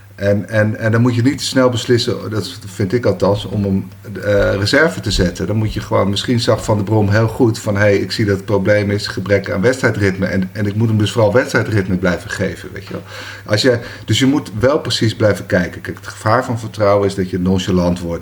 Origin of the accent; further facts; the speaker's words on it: Bergen, North Holland, Netherlands; Ja, ik ben in Bergen geboren, 72.